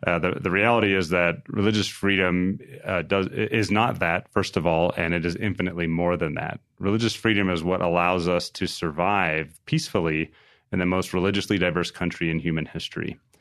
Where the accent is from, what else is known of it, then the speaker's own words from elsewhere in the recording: New Mexico, United States; grew up in a home in a little town in New Mexico.